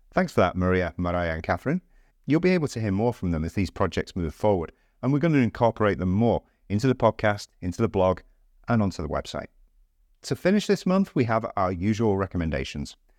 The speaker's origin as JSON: {"language": "English", "region": "England", "country": "United Kingdom", "moved": "yes", "lives_now": "Valencia, Spain", "said": "our thoughts as English people"}